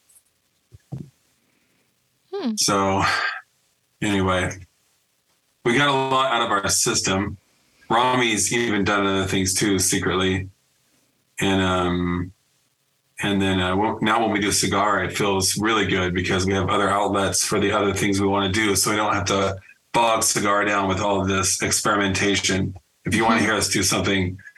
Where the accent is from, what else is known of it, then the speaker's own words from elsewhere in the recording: Northern California, United States; I grew up in the Gilman scene in NorCal